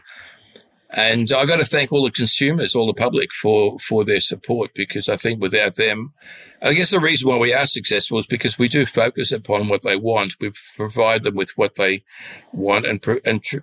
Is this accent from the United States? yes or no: no; Australia; also born or lived in Russia; I was born 1946, was 2 years old when we came to Australia.